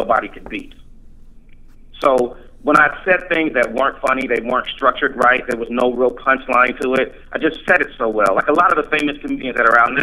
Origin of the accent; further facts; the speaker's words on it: Columbus, Ohio, United States; There was a comedy club that opened up here in my hometown, and they had this contest called Columbus's Funniest Five